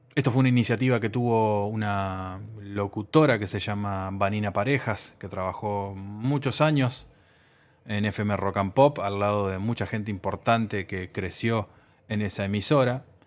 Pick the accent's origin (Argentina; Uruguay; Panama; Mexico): Uruguay; mi país, Uruguay, mi país de origen